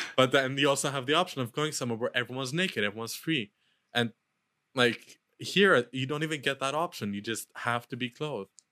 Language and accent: English; Luxembourg; moved away; in Europe, where I grew up in Luxembourg